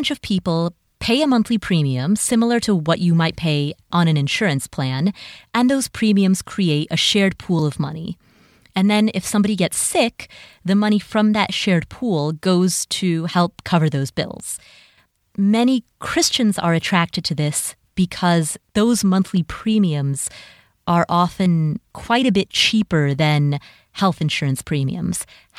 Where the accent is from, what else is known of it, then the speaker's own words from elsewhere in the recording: Minnesota, United States; I'm from Minnesota, where the summers are short and sweet and the winters are very long.